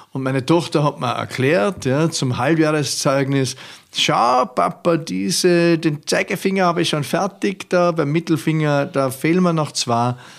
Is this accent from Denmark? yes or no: no; Austria; als Ösi